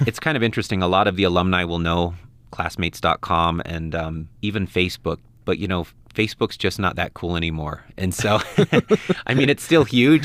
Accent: Ogden, Utah, United States; moved away as an adult; also born or lived in Guatemala / Belize; I'm from Ogden, Utah

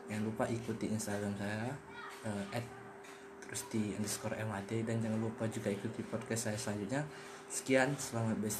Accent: Batam, Riau Islands, Indonesia; born there; Saya lahir di Kepulauan Riau atau lebih rincinya lagi di Kota Batam, tepatnya Pulau Kasu, 14 November 1999.

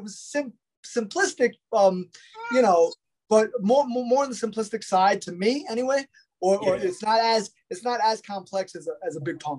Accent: New York City, New York, United States; I was in the streets in Queens growing up as a kid

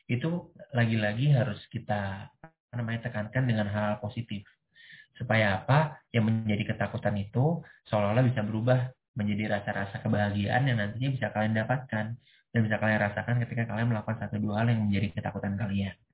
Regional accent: Jakarta, Indonesia; Aku dari Jakarta.

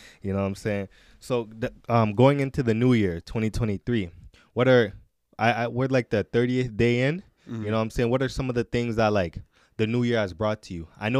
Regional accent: Edmonton, Alberta, Canada; So, born and raised in Edmonton, Alberta.

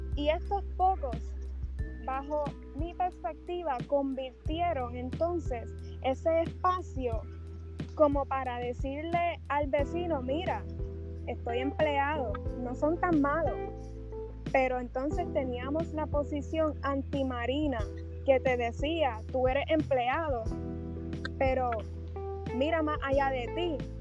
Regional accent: Vieques, Puerto Rico; also born or lived in Guayama / Patillas; yo nací en Guayama, mis primeros dos años los viví en Patillas y a partir de ahí fue que, que comencé a residir en Vieques

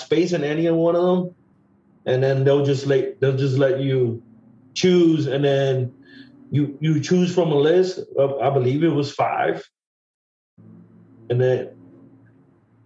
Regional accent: Puerto Rico; moved away; also born or lived in East Harlem; a friend of mine that I grew up with in Puerto Rico

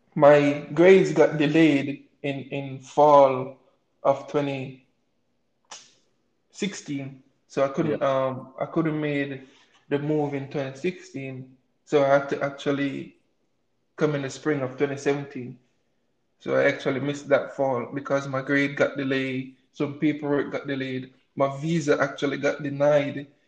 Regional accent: Morant Bay, Saint Thomas, Jamaica; moved away as an adult; also born or lived in Kingston, Jamaica; now in United States; I was born and raised in Jamaica. I came to the, um, to the States three years ago by a scholarship

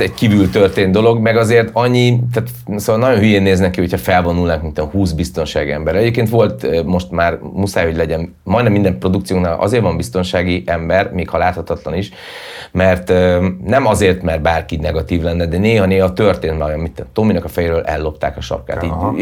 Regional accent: Hungary; also born or lived in Budapest; én magyar vagyok

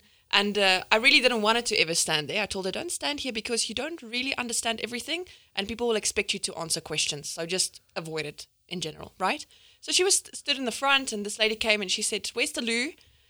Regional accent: South Africa; English is a second language; people would ask me, where are you from? And I'd be like, that's a bizarre question. I said, South Africa.

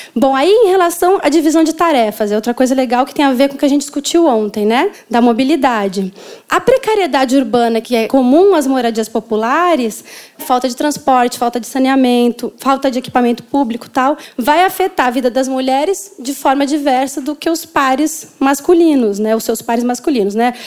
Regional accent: São Paulo, Brazil; moved away as an adult; now in Rio de Janeiro, Brazil; Eu sou de São Paulo, mas eu moro no Rio há 10 anos

